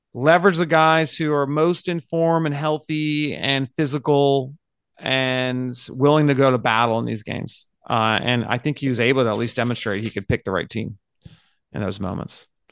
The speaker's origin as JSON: {"language": "English", "country": "United States", "said": "we're American"}